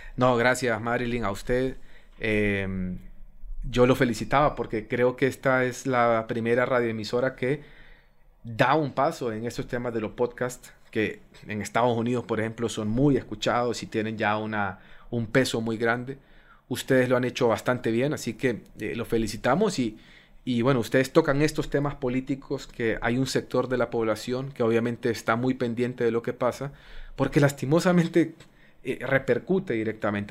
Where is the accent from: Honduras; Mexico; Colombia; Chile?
Honduras; los hondureños somos enemigos